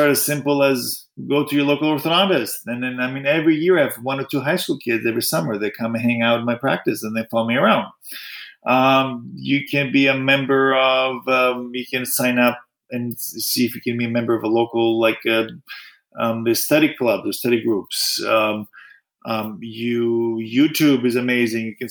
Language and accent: English; Greece; moved away; also born or lived in United States; I was born in the States, but I grew up in Greece.